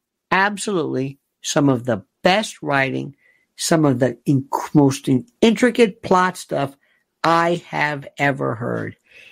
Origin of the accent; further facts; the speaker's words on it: Ybor City, Florida, United States; born there; I was born in Ybor City, second generation.